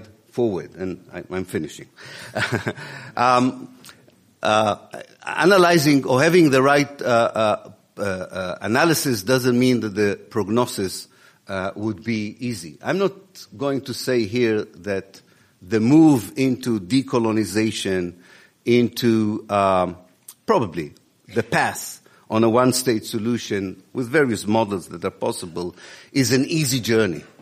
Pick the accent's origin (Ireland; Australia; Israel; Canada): Israel; moved away; also born or lived in Exeter, United Kingdom; I was born in Israel in 1954. I'm a product of the Israeli educational system